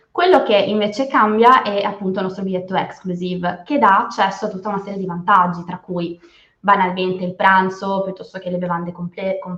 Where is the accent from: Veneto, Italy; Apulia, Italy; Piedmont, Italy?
Piedmont, Italy; Turin; Io Torino